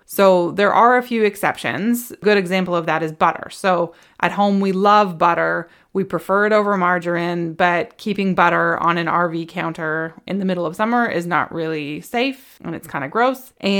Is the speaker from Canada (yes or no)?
yes; West Coast, Canada; now in Ontario, Canada; And I grew up on the West Coast and I think I was like 9 years old when they stopped doing bagged milk and they went to jugs.